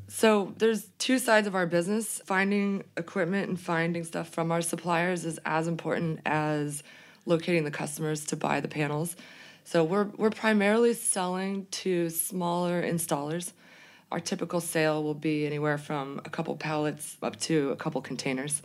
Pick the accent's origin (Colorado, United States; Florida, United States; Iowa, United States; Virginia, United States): Colorado, United States; Boulder; growing up in Boulder, Colorado, it was always very environmentally conscious